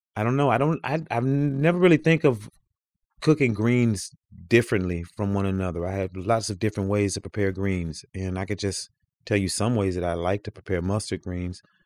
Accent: the South, United States; moved away; I come from the South where it's hot

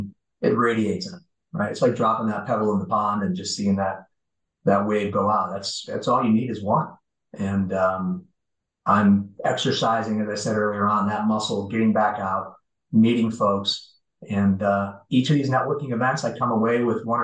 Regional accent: just outside of Detroit, Michigan, United States; moved away; I grew up just outside of Detroit. Born and raised, and a lot of hardworking folks back there

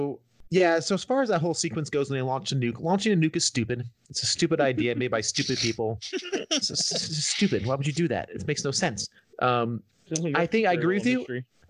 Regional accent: New Jersey, United States; moved away; also born or lived in Manhattan, New York; because I grew up in New Jersey and like 20 minutes from New York.

